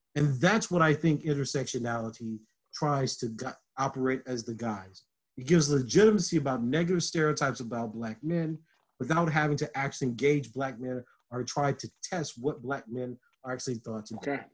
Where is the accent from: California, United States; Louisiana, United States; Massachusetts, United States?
Louisiana, United States; Lake Charles; moved away; also born or lived in Southern Illinois; a black boy from Lake Charles, Louisiana